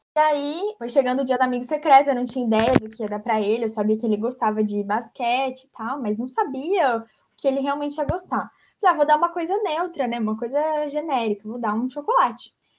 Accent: Brazil; moved away; Sou brasileira

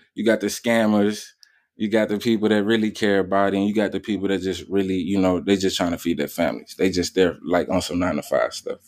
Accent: New Orleans, Louisiana, United States; born and raised in New Orleans, Louisiana

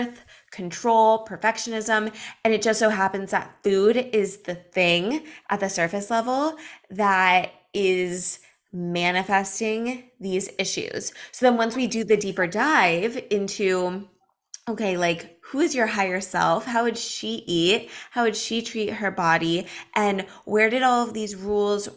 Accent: Los Angeles, California, United States; now in Miami Beach, United States; I'm from Los Angeles. I live in Miami Beach now.

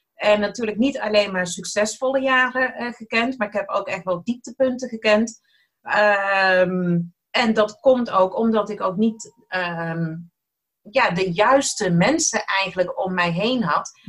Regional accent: Eindhoven, North Brabant, Netherlands; accent: soft G; moved away as an adult; now in Almere, Netherlands; Ik ben opgegroeid in Eindhoven, vandaar ook mijn zachte G

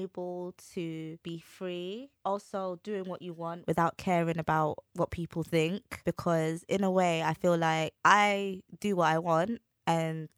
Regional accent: London, United Kingdom; I'm from the East End

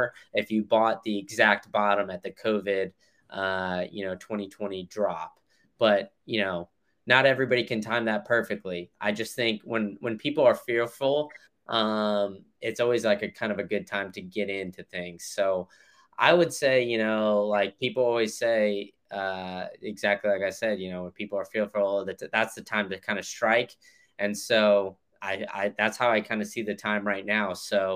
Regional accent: Chicago, Illinois, United States; moved away; also born or lived in Austin / Memphis; I was born in Chicago

